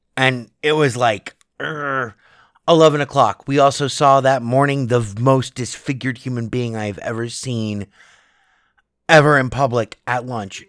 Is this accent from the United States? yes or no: yes; United States; I'm an American